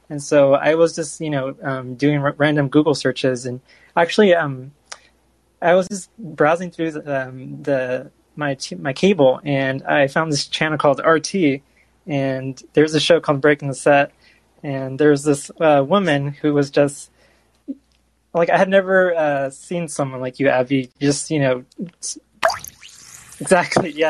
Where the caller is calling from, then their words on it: Bakersfield, California, United States; first language Spanish; I'm Mexican American, so I kind of, um, I, I, grew up uh, speaking Spanish, but I kind of gained like um, some understanding of a, a, bunch of like random languages. Um, and uh, I, also, I forgot to mention, I'm calling from uh, Bakersfield, California.